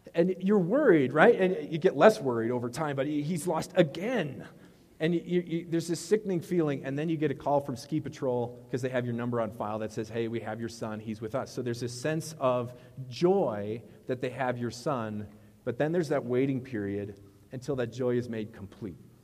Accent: Wisconsin, United States; I'm from Wisconsin.

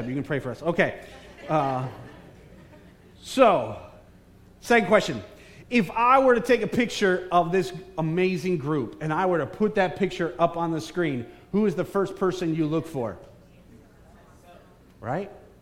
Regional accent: Bridgeport, Connecticut, United States; moved away; I am a son of Connecticut in Bridgeport. I was born in Park City Hospital.

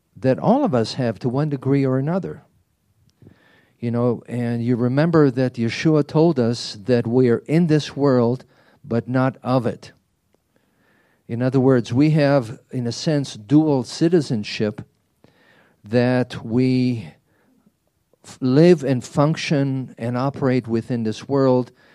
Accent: Israel; moved away; as a child growing up in Israel

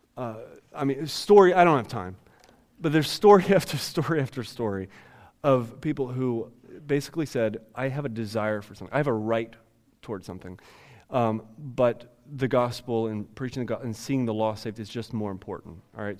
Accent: Ohio, United States; I no longer identify myself as a white person or as an American or as somebody from Ohio

